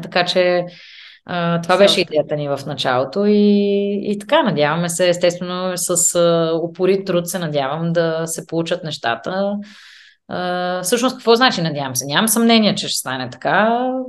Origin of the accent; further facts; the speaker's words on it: Bulgaria; moved away as an adult; also born or lived in England; now in Vienna, Austria; ние като българи